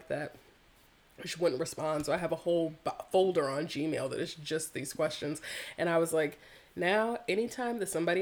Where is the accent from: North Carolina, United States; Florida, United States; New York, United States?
North Carolina, United States; growing up in North Carolina, like one of the hearts of the Confederacy